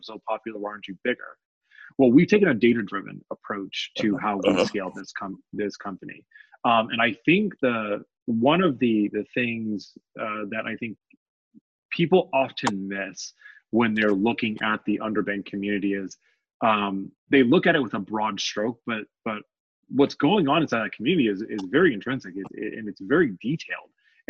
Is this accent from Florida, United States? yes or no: no; Oceanside, California, United States; also born or lived in Memphis, Tennessee / Yuma, Arizona; And so I began my life journey back in Tennessee. I was born in Memphis, Tennessee. And so my dad was in the Marine Corps. And so I spent most of my childhood in Oceanside, California.